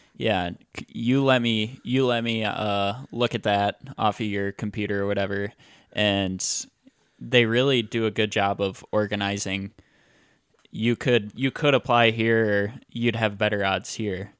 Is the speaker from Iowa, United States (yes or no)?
yes; Iowa, United States; I grew up, I grew up in Iowa, and all I know right now is Iowa